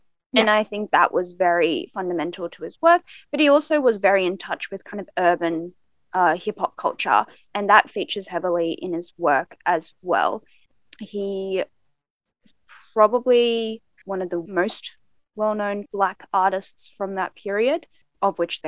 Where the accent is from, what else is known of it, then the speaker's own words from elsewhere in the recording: Melbourne, Victoria, Australia; accent: Australian; so where are you from? And I said, Melbourne